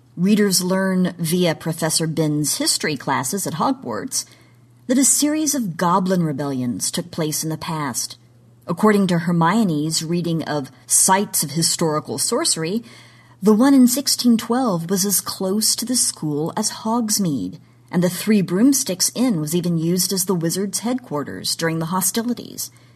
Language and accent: English; Oklahoma, United States; my home state of Oklahoma